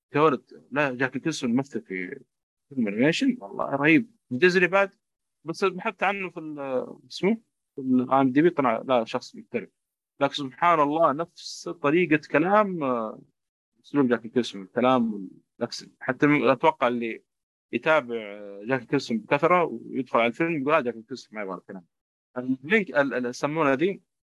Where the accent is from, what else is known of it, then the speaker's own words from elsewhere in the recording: Saudi Arabia; عندنا في السعوديه